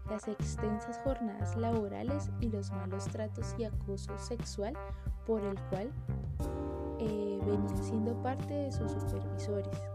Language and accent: Spanish; Colombia; Nosotros como colombianos tenemos grandes exponentes de nuestro país